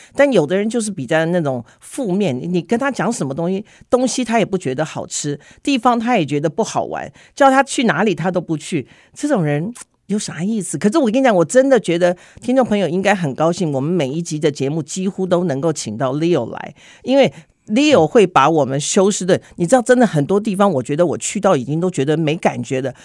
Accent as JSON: {"language": "Chinese", "country": "Taiwan", "tie": "born or raised there", "moved": "yes", "lives_now": "Houston, United States", "said": "我是台湾长大的"}